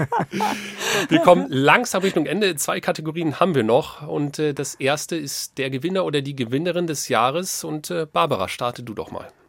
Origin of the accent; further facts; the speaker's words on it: Lower Saxony, Germany; für mich als gebürtigen Niedersachsen